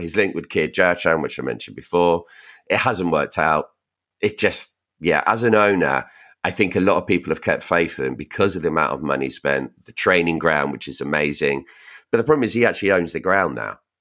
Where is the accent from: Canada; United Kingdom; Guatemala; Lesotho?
United Kingdom; Reading, South East England; We're from Reading